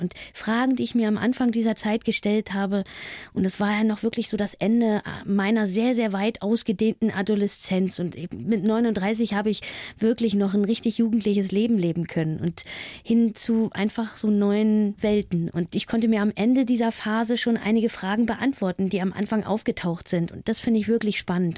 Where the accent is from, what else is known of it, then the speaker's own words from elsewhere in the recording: East Germany, Germany; also born or lived in Berlin; Ich liebe meine alte Heimat, den Osten